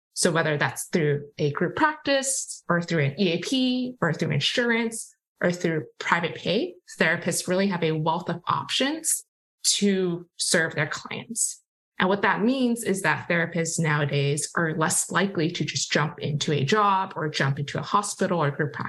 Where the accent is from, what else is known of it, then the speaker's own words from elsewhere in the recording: Hong Kong; also born or lived in Massachusetts, United States; now in Bay Area, United States; I grew up in Hong Kong